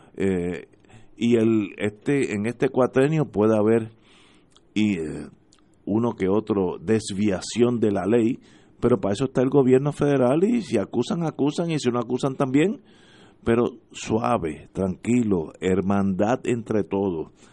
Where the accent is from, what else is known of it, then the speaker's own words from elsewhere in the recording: Puerto Rico; somos todos puertorriqueños